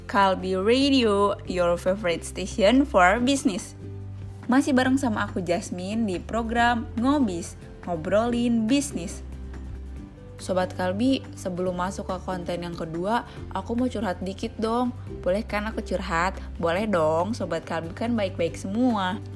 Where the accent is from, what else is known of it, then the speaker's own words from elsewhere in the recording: Cirebon, West Java, Indonesia; Aku pulang ke Cirebon. Siapa yang nggak tahu kalau aku orang Cirebon?